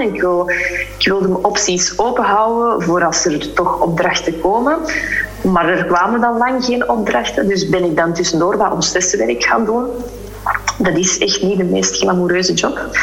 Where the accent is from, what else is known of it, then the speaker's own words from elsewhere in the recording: Flanders, Belgium; moved away as an adult; also born or lived in Spain; wij als Vlamingen